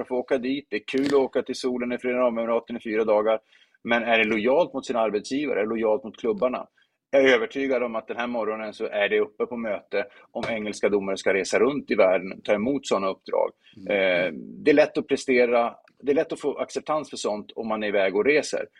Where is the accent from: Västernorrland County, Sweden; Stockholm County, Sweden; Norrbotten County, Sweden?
Norrbotten County, Sweden; Luleå; jag kommer från Luleå och spelar fotboll med IFK Luleå